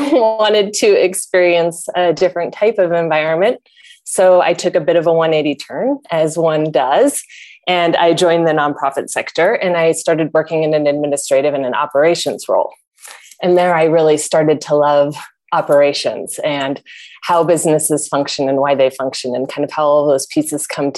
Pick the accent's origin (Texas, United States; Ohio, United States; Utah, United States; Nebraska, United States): Nebraska, United States; Lincoln; moved away as an adult; now in Minneapolis, United States; I'm a Nebraska native. Originally, I grew up in Lincoln